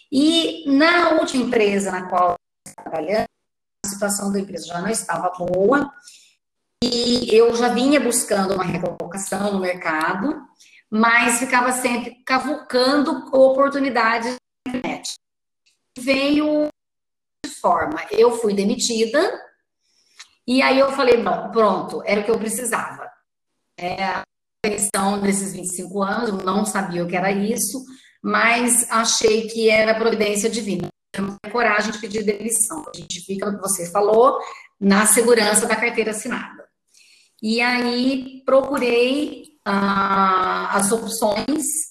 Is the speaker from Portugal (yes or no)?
no; Itajubá, Minas Gerais, Brazil; Era uma vez uma menina que nasceu em Itajubá no dia 20 de fevereiro de 69.